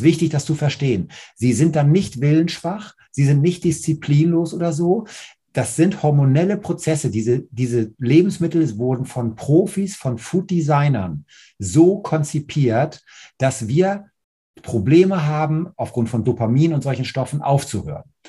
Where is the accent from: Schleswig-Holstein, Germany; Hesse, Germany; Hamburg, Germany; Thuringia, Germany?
Hamburg, Germany; bei uns in Hamburg